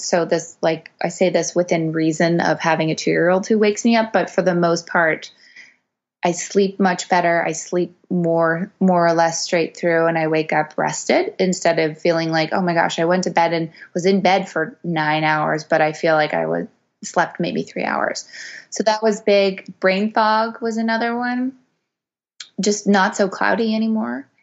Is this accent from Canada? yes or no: yes; Montreal, Quebec, Canada; I'm from Montreal originally